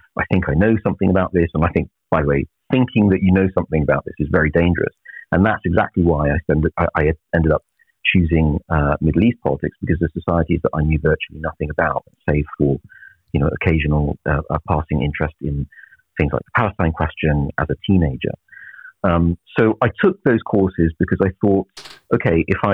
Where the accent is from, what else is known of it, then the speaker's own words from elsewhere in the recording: Naples, Campania, Italy; moved away; I'm originally from Naples. I was born and brought up in Naples.